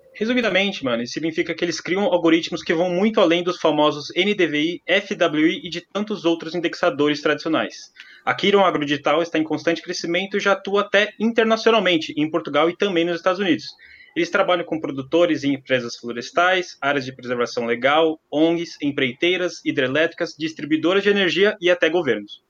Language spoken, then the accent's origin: Portuguese; Greater São Paulo, Brazil; also born or lived in Presidente Prudente; eu que sou aqui da Grande São Paulo, fui estudar em Presidente Prudente